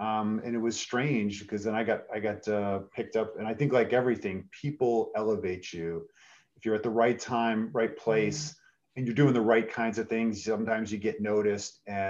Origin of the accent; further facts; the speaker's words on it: New York City, New York, United States; now in Philadelphia, United States; I'm originally from New York City, moved to Philadelphia with my mom, single mom who brought us here, and stayed in Philadelphia after graduation.